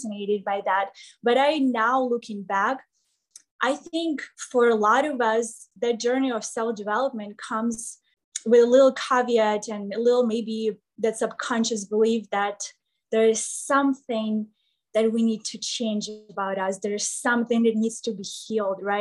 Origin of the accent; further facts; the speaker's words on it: Kryvyi Rih, Dnipropetrovsk Oblast, Ukraine; English is a second language; moved away as an adult; also born or lived in Kyiv, Ukraine / Texas, United States; now in Las Vegas, United States; I left my home when I was about 15 years old. I started living on the other side of town because I'm from Krivoy Rog